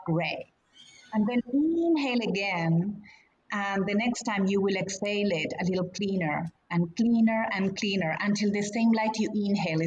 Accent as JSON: {"language": "English", "country": "Argentina", "moved": "yes", "lives_now": "United States", "said": "we were coming with a family to the States. I'm from Argentina."}